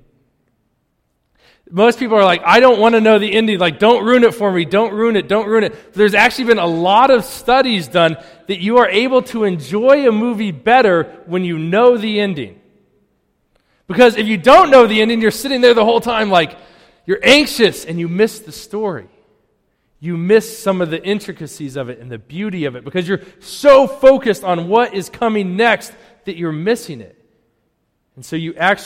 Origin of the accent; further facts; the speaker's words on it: Colorado, United States; now in Wakefield, United States; growing up in Colorado